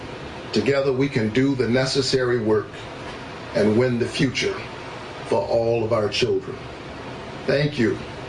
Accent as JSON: {"language": "English", "town": "Savannah", "region": "Georgia", "country": "United States", "tie": "born or raised there", "said": "My roots are planted deeply in Georgia soil. A child who grew up in the Caton Homes housing projects of Savannah, Georgia. Number 11 out of 12 children."}